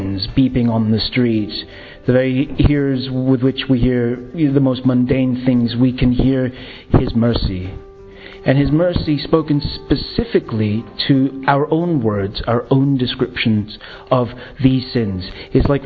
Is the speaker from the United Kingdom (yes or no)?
no; Philippines; aged 35, I'm from the Philippines